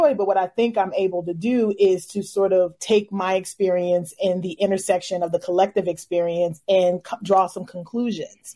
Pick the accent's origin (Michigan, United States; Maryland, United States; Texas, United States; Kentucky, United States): Kentucky, United States; Louisville; I'm from Louisville, Kentucky.